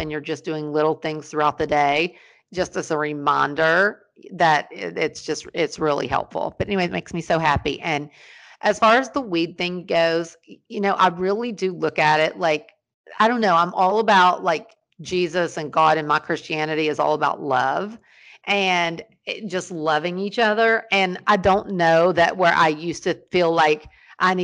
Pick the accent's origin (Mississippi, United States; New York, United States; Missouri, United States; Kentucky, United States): Kentucky, United States; Ashland; I was born in Ashland, Kentucky